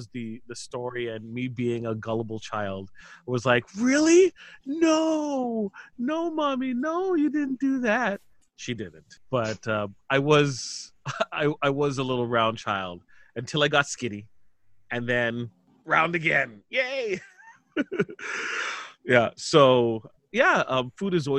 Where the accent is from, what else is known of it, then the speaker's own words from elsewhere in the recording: Toronto, Ontario, Canada; I was born in Toronto, Ontario, Canada